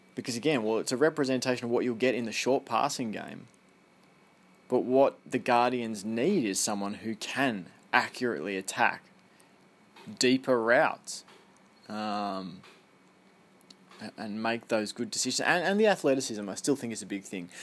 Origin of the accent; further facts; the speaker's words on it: Australia; accent: Australian; my Australian accent